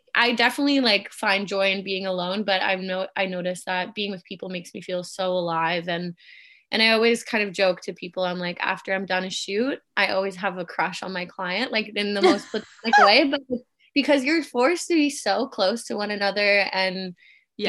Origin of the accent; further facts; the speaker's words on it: Canada; also born or lived in Germany / Kitchener-Waterloo, Ontario, Canada; I was born and raised in Germany, been in Canada since I was eight